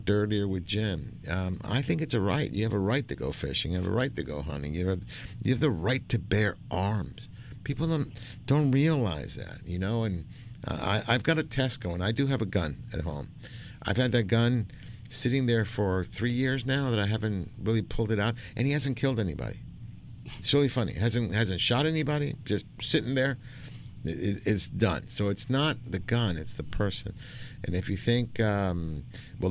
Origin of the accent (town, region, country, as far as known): Argentina; now in United States